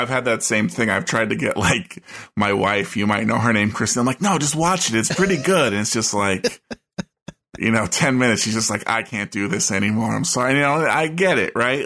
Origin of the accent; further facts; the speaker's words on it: United States; I'm American and grew up in the eighties